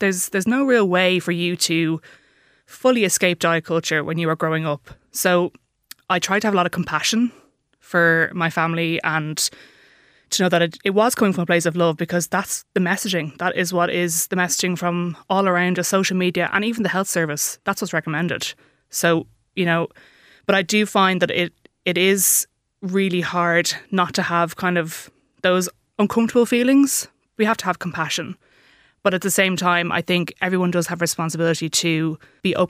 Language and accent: English; Dublin, Leinster, Ireland; I am from Dublin. I live in Dublin